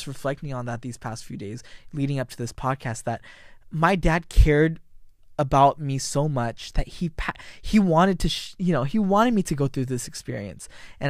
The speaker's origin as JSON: {"language": "English", "town": "San Jose", "region": "California", "country": "United States", "tie": "born or raised there", "said": "And then but as I grew up in San Jose, I didn't like church."}